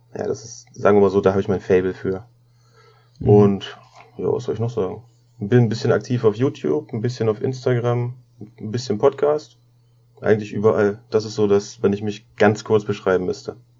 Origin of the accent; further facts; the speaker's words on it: Braunschweig, Lower Saxony, Germany; ich komme aus Braunschweig